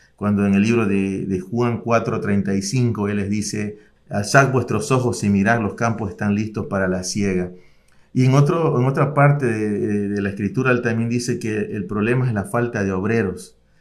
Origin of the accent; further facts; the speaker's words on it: Ecuador; como ecuatoriano